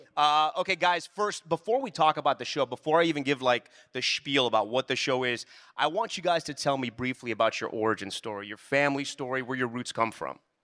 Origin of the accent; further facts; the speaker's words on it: Miami, Florida, United States; I grew up in Miami.